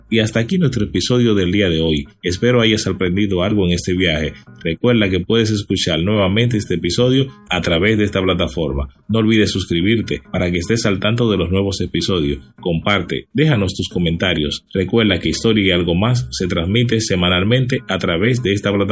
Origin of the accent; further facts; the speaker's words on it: Dominican Republic; lo que somos hoy como República Dominicana, como nación